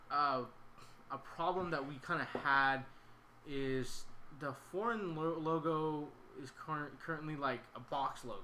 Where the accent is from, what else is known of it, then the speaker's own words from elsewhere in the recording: Sacramento, California, United States; just growing up where I grew up in Sacramento, people are always trying to start their own brands